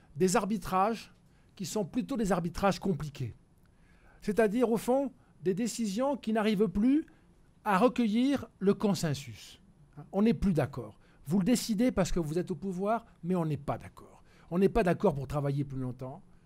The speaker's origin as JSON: {"language": "French", "country": "France", "said": "je suis français"}